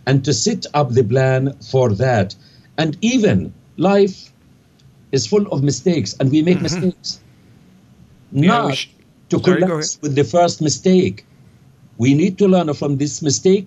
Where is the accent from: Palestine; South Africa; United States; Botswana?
Palestine; Jabalia, Gaza Strip; moved away as an adult; also born or lived in Cairo, Egypt / London, United Kingdom; now in Canada; where I was born in Jabalia refugee camp in the Gaza Strip